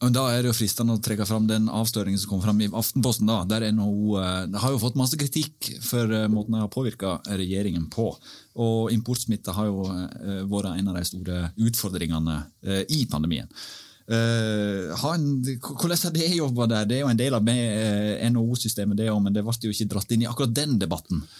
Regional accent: Årdal, Vestland, Norway; jeg er født og oppvokst i Årdal. som du hører

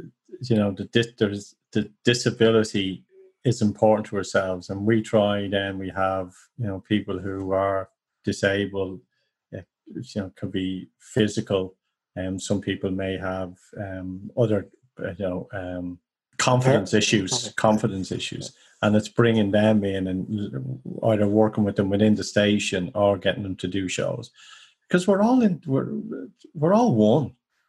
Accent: Ireland

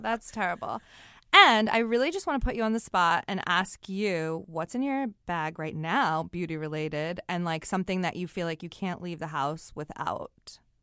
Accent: New York City, New York, United States; I'm not speaking to anyone 'cause I'm a New Yorker

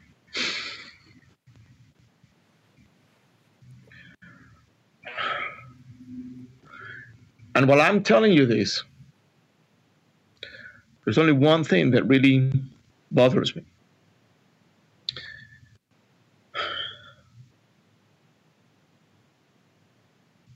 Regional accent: Venezuela; now in United States; I was not raised here. I was raised in South America, in Venezuela

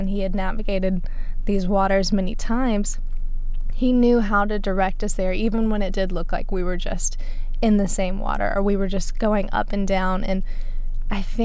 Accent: Alabama, United States; we're from Alabama

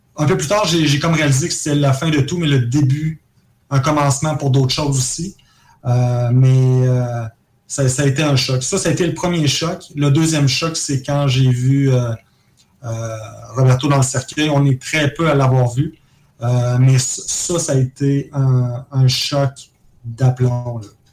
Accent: Jouvence, Quebec, Canada; also born or lived in Caracas, Venezuela / Trois-Rivières; on vient de Jouvence, euh, toute la gang. On a, on a vécu à Caracas pendant trois ans, euh, quand on était très jeunes

